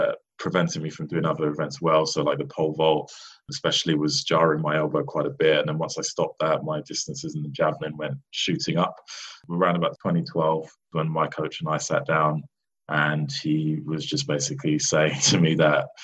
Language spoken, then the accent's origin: English; London, United Kingdom; also born or lived in New York; I was born in New York and raised over in London